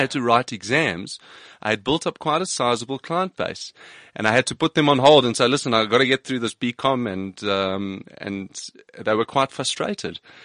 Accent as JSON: {"language": "English", "town": "Johannesburg", "region": "Gauteng", "country": "South Africa", "tie": "born or raised there", "said": "I grew up in Johannesburg"}